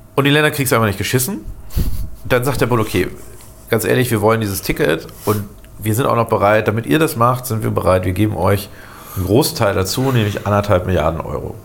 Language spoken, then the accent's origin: German; Lower Saxony, Germany; now in Bremen, Germany; als Niedersachse immer sehr stark aufgefallen, ähm, äh, also ursprünglich Niedersachse